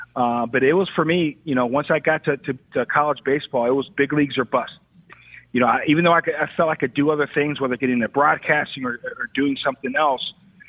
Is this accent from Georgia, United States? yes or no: no; Chicago, Illinois, United States; being a kid growing up in Chicago, watching all those Bulls teams, I really wanted to be a basketball player.